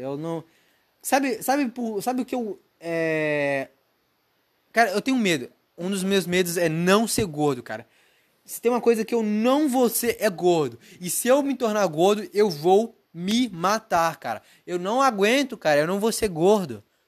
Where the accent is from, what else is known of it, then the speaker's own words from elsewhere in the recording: Brazil; now in United States; eu sou brasileiro